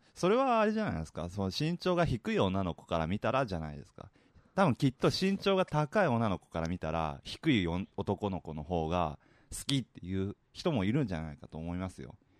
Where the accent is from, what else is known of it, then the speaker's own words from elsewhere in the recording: Nagoya, Aichi, Japan; accent: Nagoya-ben; 僕も名古屋人ですから、普段名古屋弁喋ってる